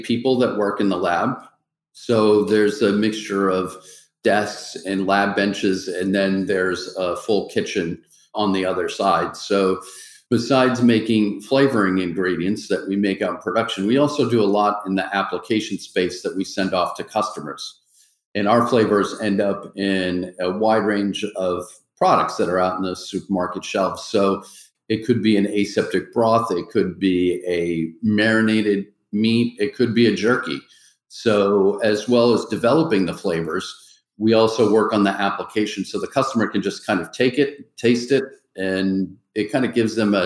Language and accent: English; Massachusetts, United States; I'm from Massachusetts